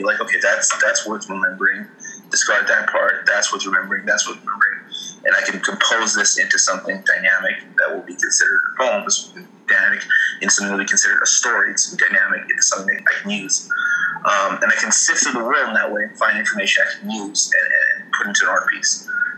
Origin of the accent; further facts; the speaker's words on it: El Salvador; also born or lived in England; So I grew up in El Salvador, but I also grew up in England.